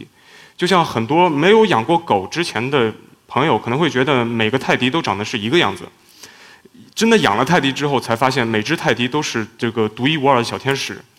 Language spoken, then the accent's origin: Chinese; China; 比方说我们都是中国人，加工中国人的面孔的时候